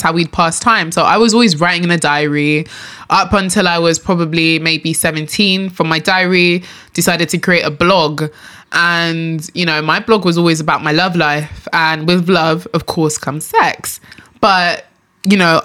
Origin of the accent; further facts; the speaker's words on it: London, United Kingdom; also born or lived in Enfield / Nigeria; born and raised in London, of course.